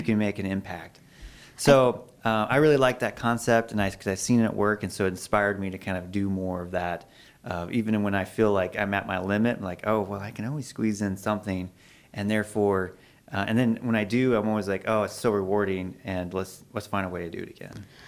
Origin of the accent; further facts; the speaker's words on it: Alaska, United States; now in Idaho, United States; I'm from Alaska